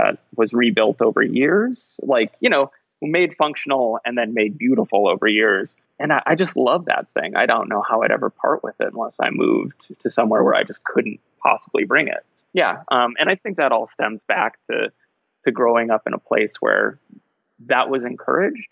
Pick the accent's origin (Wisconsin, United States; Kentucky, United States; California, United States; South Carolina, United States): Wisconsin, United States; rural; now in Bloomington, United States; I grew up in rural Wisconsin, like right in the middle of Wisconsin on the outskirts of a like medium small town